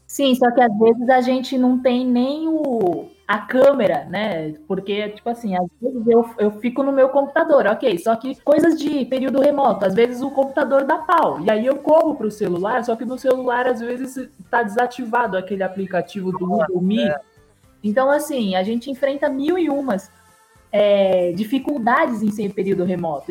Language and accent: Portuguese; São Paulo, Brazil; moved away as an adult; now in Mariana, Brazil; Eu sou de São Paulo, mas agora eu falo de Mariana, porque eu, enfim, eu vim para cá, né?